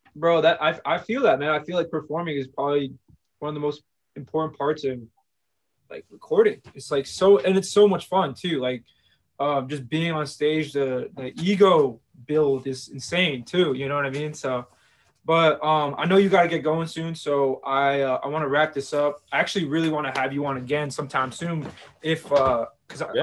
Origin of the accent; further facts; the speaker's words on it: United States; I'm from New York, New Jersey too